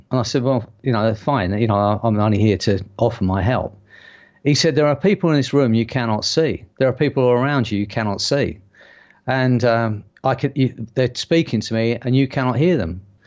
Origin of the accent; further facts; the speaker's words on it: London, United Kingdom; accent: strong London; I have got quite a strong London accent